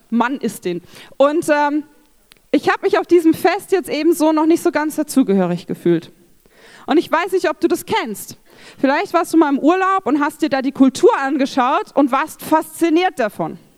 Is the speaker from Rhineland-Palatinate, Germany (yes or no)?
yes; Rhineland-Palatinate, Germany; Ich bin in Rheinland-Pfalz aufgewachsen.